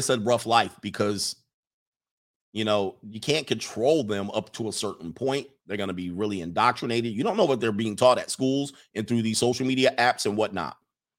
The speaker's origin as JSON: {"language": "English", "region": "Midwest", "country": "United States", "tie": "born or raised there", "said": "I grew up in the Midwest in one of the most ghettoest towns there is, all right?"}